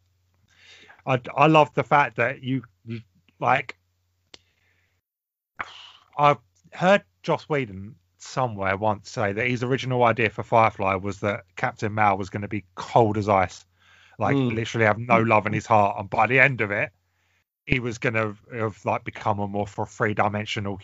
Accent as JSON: {"language": "English", "region": "England", "country": "United Kingdom", "said": "we're English"}